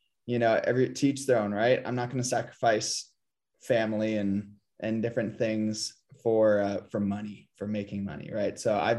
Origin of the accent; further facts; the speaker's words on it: San Diego, California, United States; like I'm from San Diego, I have my own opinions about